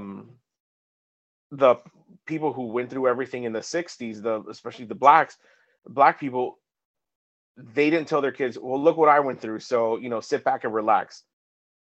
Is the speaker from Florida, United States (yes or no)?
yes; Hialeah, Florida, United States; I'm from South Florida. This is a massive melting pot. I grew up here.